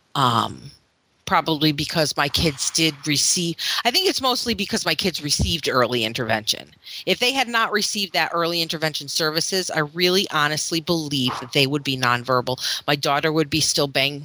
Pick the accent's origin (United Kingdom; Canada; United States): United States; Florida; moved away; I'm from Florida